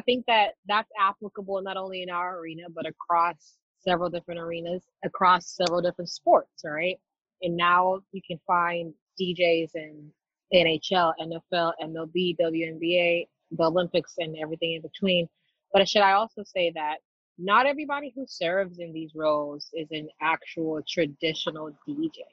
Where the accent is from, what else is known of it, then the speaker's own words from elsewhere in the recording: Nairobi, Kenya; moved away; My earliest memories of growing up in Nairobi, Kenya